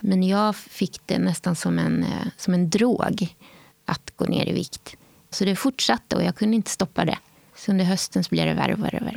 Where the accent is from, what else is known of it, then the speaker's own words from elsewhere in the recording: Åhus, Skåne, Sweden; Jag är uppvuxen i Skåne en ort som heter Åhus på östra kusten